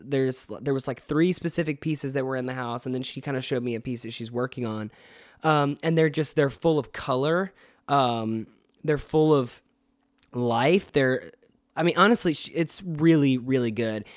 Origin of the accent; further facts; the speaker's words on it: Atlanta, Georgia, United States; I live in Atlanta and I'm from Atlanta